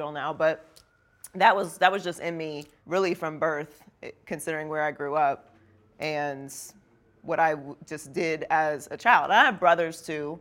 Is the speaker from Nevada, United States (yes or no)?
no; Pittsburgh, Pennsylvania, United States; I grew up in Pittsburgh.